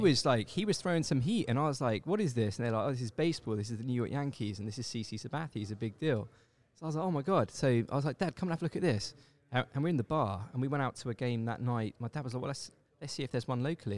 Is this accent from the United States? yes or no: no; England, United Kingdom; moved away as an adult; also born or lived in Seoul, South Korea; I grew up in England, and I, I left England when I was twenty-nine years old for South Korea